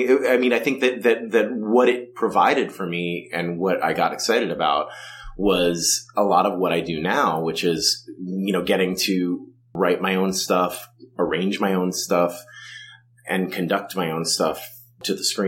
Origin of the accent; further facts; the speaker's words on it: Livingston, New Jersey, United States; I grew up in Livingston, New Jersey